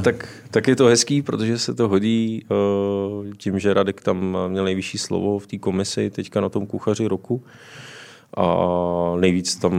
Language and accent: Czech; Liberec, Liberec Region, Czechia; moved away as an adult; also born or lived in Jičín; now in Vrchlabí, Czechia; jsem z Liberce, vyučil jsem se v Liberci.